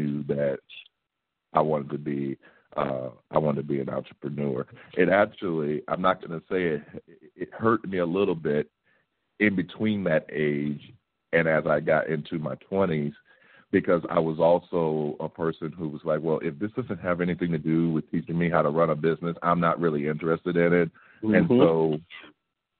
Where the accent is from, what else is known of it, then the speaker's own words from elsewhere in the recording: St. Louis, Missouri, United States; I'm from St. Louis, born and raised.